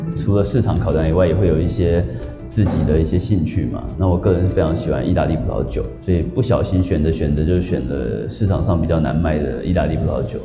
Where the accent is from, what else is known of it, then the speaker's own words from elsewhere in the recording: New Zealand; moved away as an adult; now in Taiwan; 小时候在纽西兰长大